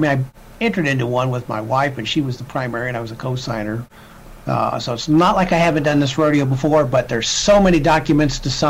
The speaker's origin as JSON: {"language": "English", "region": "Illinois", "country": "United States", "tie": "born or raised there", "moved": "as an adult", "said": "Relocated back to my hometown in Illinois"}